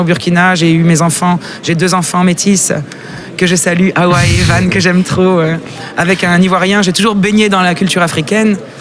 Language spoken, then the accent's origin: French; Russia; moved away; je suis russe.